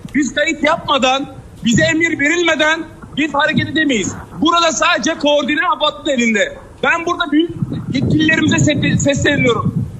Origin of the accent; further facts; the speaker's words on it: Antakya, Hatay, Turkey; bir Antakyalı olarak